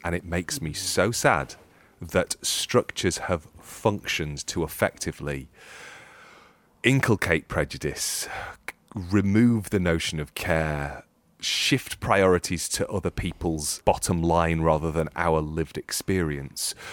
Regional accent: United Kingdom; being British

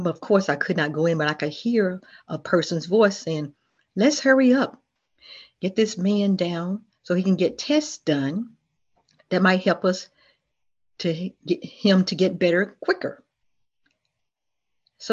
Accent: Memphis, Tennessee, United States; also born or lived in Millington, Tennessee / Chesapeake, Virginia; now in Virginia, United States; I grew up in Memphis, Tennessee, but I was born in Millington, Tennessee

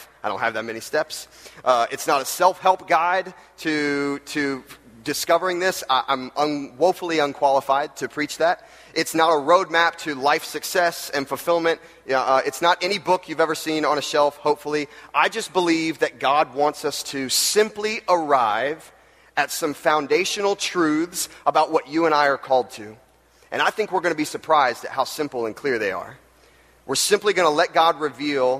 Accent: Jacksonville, Florida, United States; I grew up in Jacksonville, Florida

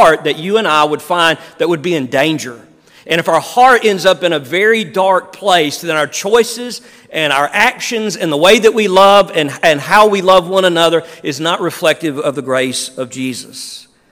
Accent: Neshoba County, Mississippi, United States; also born or lived in Meridian / Gluckstadt; I was born and raised in Neshoba County

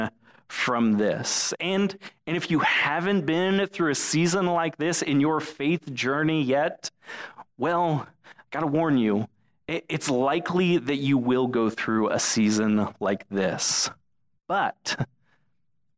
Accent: Florida, United States; when I was a kid growing up in Florida

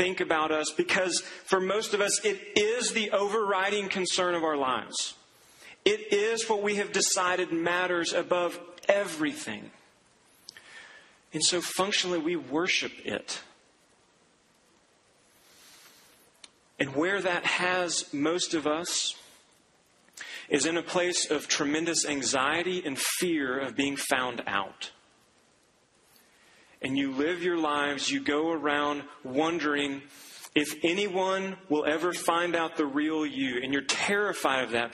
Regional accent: Duncan, Oklahoma, United States; moved away; I went back to my hometown, to the golf course where I grew up playing

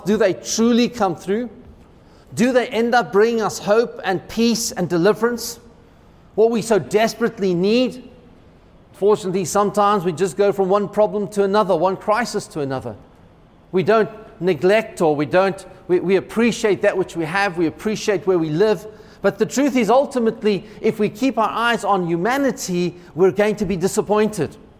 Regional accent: United States; as an American

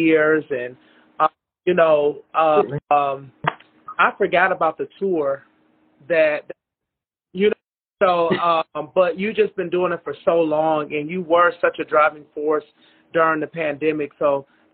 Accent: Minneapolis, Minnesota, United States; I'm from Minneapolis

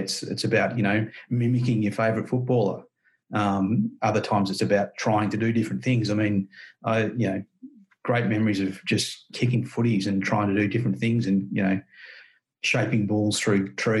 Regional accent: Victoria, Australia; a country kid, growing up in Victoria

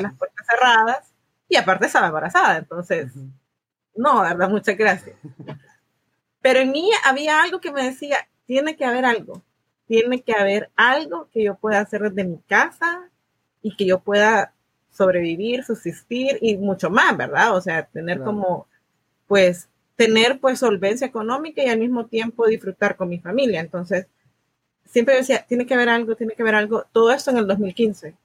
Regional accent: El Salvador; moved away as an adult; now in United States; soy del Salvador, Vine a Estados Unidos en el 2015

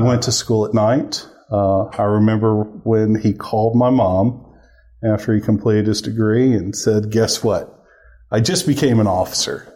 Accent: Gulfport, Mississippi, United States; moved away as an adult; also born or lived in Memphis, Tennessee / Columbus, Mississippi; now in Oklahoma City, United States; I was born in Gulfport, Mississippi, uh, right there on the Mississippi Gulf Coast

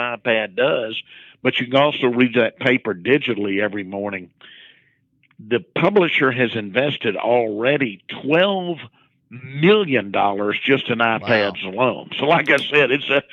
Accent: Arkansas, United States; it was my home state

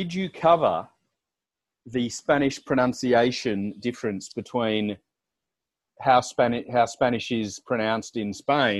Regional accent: Australia; accent: Australian; I did learn to, what I say, neutralise my Australian accent. So after a few beersies, I probably revert to my Australian accent.

